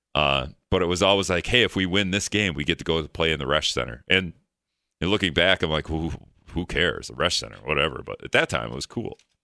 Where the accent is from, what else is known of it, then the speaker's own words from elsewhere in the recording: Greenville, Wisconsin, United States; also born or lived in Hortonville; now in La Crosse, United States; I'm from Greenville. originally